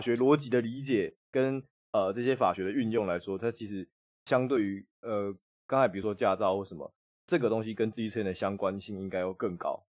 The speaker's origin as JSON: {"language": "Chinese", "region": "Taipei", "country": "Taiwan", "said": "我也不是台北啊。我户籍也不在台北啊"}